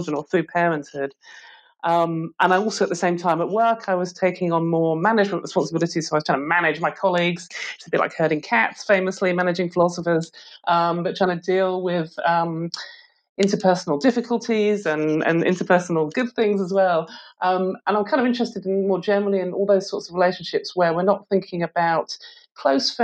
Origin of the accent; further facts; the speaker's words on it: Stoke-on-Trent, West Midlands, United Kingdom; now in St Andrews, United Kingdom; I was born and I grew up in Stoke-on-Trent, which is a city in the West Midlands of England